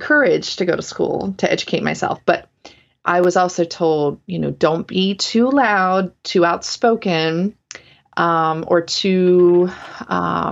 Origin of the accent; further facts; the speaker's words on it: the South, United States; moved away; also born or lived in Portland, Oregon; I grew up in the South